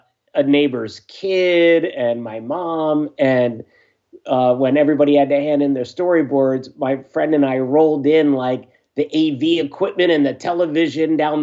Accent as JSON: {"language": "English", "town": "Tinton Falls", "region": "New Jersey", "country": "United States", "tie": "born or raised there", "also_born_or_lived": "Philadelphia, Pennsylvania", "said": "I was born in Philadelphia, Pennsylvania. But when I was about six, we moved to Tinton Falls, New Jersey. And that's where I grew up"}